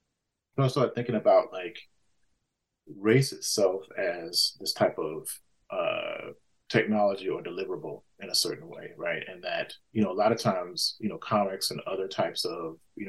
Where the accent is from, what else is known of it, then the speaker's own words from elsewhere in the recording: Mississippi, United States; I grew up, you know, lower working class, you know, in the country. I grew up in Mississippi, you know, in, you know, post-civil rights era.